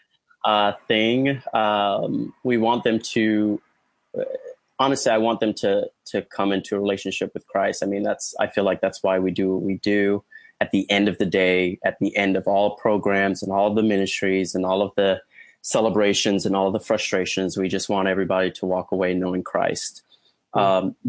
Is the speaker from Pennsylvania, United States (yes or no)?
no; Orlando, Florida, United States; moved away as an adult; also born or lived in Atlanta, Georgia / Columbus, Georgia; now in St. Petersburg, United States; I grew up in Orlando